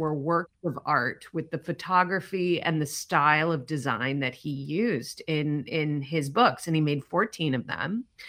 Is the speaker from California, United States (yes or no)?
no; Chicago, Illinois, United States; I grew up in Charlie's hometown. We went to the same high school